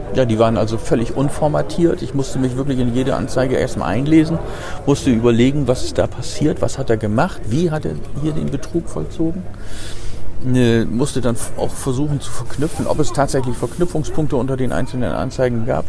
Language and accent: German; Bremerhaven, Bremen, Germany; also born or lived in Harz, Lower Saxony; ich bin in Bremerhaven aufgewachsen.